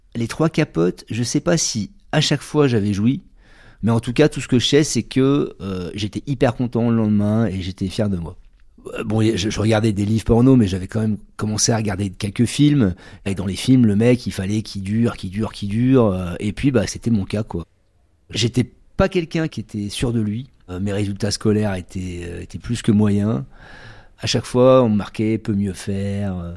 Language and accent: French; Bordeaux, Nouvelle-Aquitaine, France; je suis originaire de Bordeaux